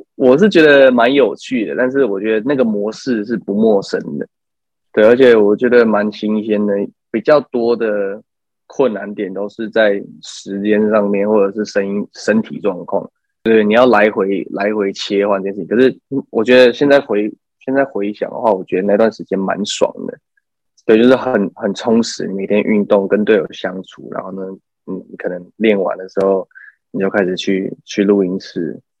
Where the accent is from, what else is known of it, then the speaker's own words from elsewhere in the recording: Taichung, Taiwan; 就是我是台中人